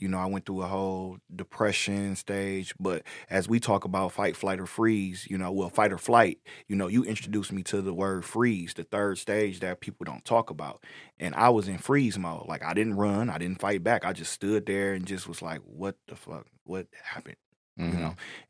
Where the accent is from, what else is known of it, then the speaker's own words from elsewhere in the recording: Inkster, Michigan, United States; moved away as an adult; now in Detroit, United States; I'm not from Detroit, you know, I'm from Inkster, so I'm from a smaller black community right outside of Detroit